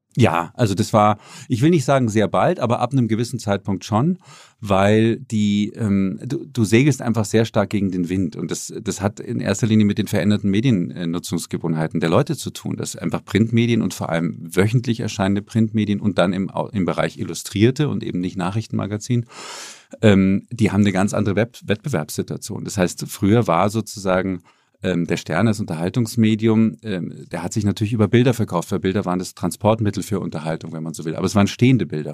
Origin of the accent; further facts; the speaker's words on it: Munich, Bavaria, Germany; moved away as an adult; also born or lived in Berlin / Boston; ich bin in München aufgewachsen